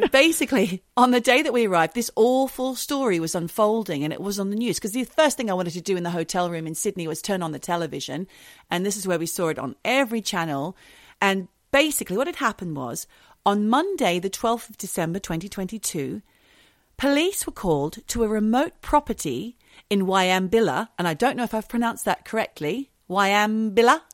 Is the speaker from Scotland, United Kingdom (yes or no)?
no; London, United Kingdom; I'm a Londoner